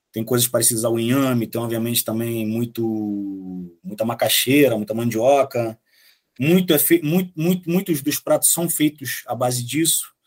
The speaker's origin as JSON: {"language": "Portuguese", "country": "Bolivia", "said": "pô, cara, eu vim da Bolívia, mas minha família é de origem italiana."}